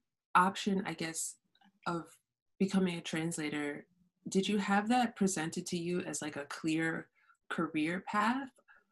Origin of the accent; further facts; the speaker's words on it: New York City, New York, United States; growing up in New York City, like I grew up mostly around Caribbean Spanish speakers.